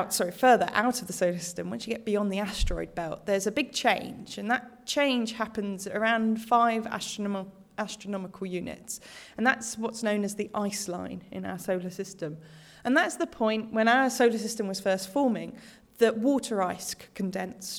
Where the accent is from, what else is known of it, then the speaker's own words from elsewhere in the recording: United Kingdom; now in Australia; I'm British originally